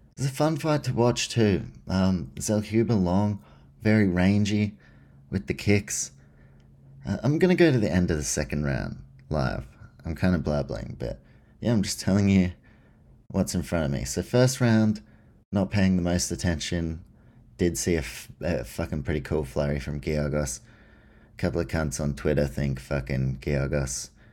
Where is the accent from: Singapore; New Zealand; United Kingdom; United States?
New Zealand; now in Australia; I grew up in New Zealand and Australia.